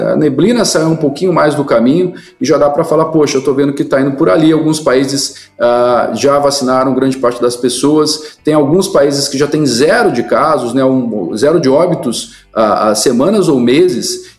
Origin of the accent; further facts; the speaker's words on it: Mogi das Cruzes, São Paulo, Brazil; A cidade onde eu nasci é Mogi das Cruzes interior de São Paulo